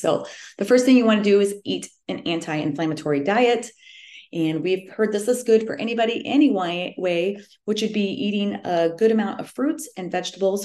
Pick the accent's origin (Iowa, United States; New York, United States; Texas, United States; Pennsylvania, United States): Iowa, United States; central; I am from the Midwest um, right smack in the middle of Iowa.